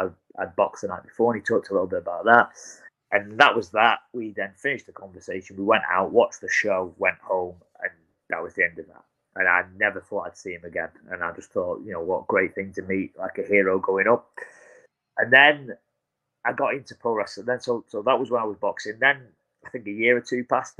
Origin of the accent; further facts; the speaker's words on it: Blackpool, North West England, United Kingdom; That's my hometown